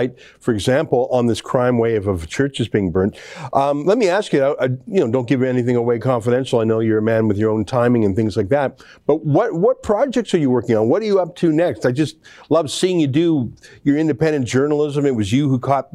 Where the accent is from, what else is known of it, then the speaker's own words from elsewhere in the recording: Alberta, Canada; I as a right-winger growing up in Alberta